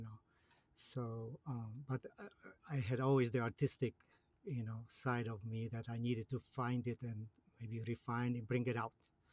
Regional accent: Poland; also born or lived in Chicago, United States; now in United States; I was born and raised in Poland and then came to the United States in 1977

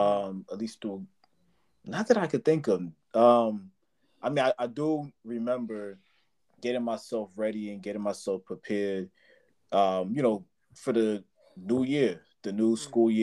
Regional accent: Haiti; I'm Haitian.

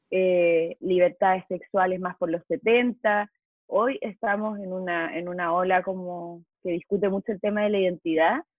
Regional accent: Chile; moved away as an adult; now in Mexico; soy chilena, vivo en México hace seis años

